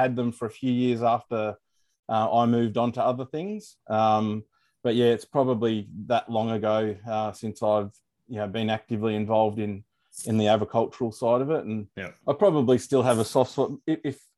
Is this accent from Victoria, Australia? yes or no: yes; Morwell, Victoria, Australia; moved away as an adult; also born or lived in Strzelecki Ranges, Victoria; now in Melbourne, Australia; I grew up in Gippsland